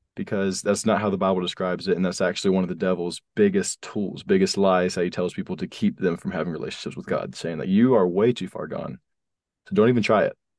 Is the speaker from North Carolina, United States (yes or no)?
yes; North Carolina, United States; So we moved from South Carolina to North Carolina